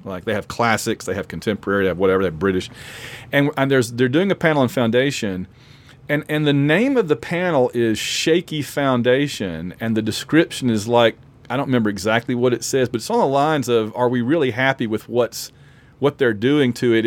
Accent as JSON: {"language": "English", "town": "Sylacauga", "region": "Alabama", "country": "United States", "said": "I'm from Sylacauga, Alabama, which has had people hit by meteors before"}